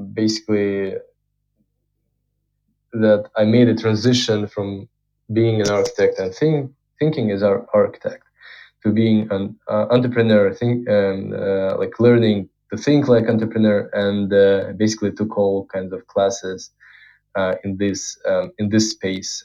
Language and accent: English; Moscow, Russia; I was born in Russia, in Moscow